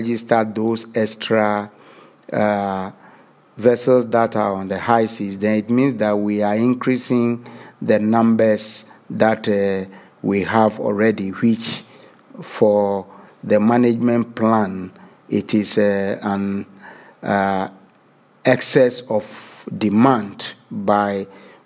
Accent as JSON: {"language": "English", "country": "Ghana"}